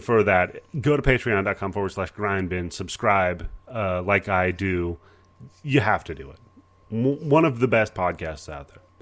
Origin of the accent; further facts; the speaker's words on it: Pacific Northwest, United States; I grew up in the Pacific Northwest, so I was, uh, part of the whole Portland wrestling thing